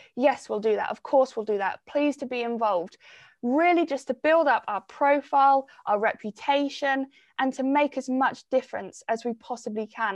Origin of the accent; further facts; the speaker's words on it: Cornwall, South West England, United Kingdom; growing up in Cornwall and being so connected to the environment from such a young age